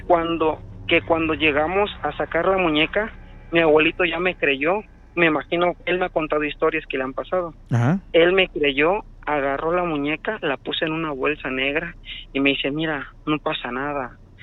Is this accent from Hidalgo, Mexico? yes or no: no; Orizaba, Veracruz, Mexico; now in Tuxtla Gutiérrez, Mexico; yo vivo, soy de Orizaba, Ajá. pero vivo aquí en Tuzla Gutiérrez